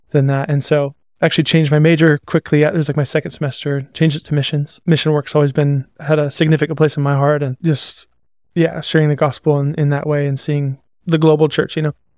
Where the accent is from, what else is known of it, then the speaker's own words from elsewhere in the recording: Seattle, Washington, United States; moved away; also born or lived in Montana; I was born in Seattle. I lived there. Come from a pretty broken family and split time between Seattle and Montana, between my mom and my dad